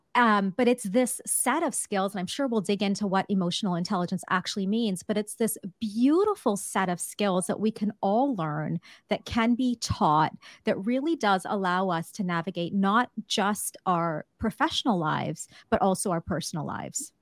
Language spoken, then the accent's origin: English; Canada; I'm Canadian